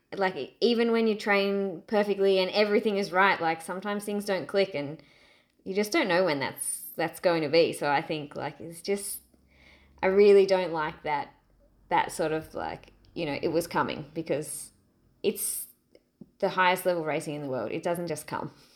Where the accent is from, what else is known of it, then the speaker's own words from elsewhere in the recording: Australia; my being an Aussie